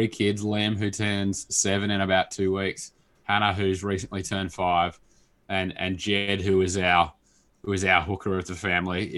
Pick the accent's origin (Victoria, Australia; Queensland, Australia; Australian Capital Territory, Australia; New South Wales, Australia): Australian Capital Territory, Australia; Canberra; moved away; I grew up in Canberra for the rest of my life. Spent my childhood in Canberra